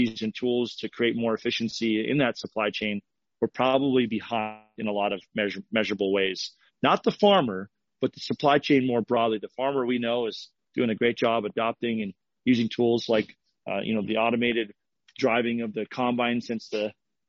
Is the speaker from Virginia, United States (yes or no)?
no; Fargo, North Dakota, United States; I'm from Fargo, North Dakota.